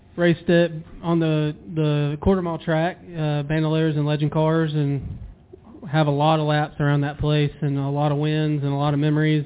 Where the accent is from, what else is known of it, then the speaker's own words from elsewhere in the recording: Douglasville, Georgia, United States; moved away as an adult; now in North Carolina, United States; I grew up in Douglasville, Villarica area, Winston area, um, right in the heart of that.